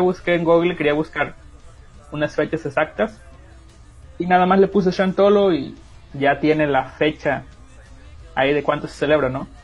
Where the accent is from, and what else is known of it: La Huasteca, Mexico